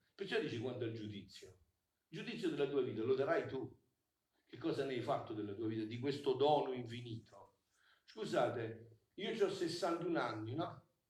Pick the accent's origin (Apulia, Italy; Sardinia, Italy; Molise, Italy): Molise, Italy; Sessano del Molise; un paese come Sessano, un paese dove sono nato io, il mio paese di nascita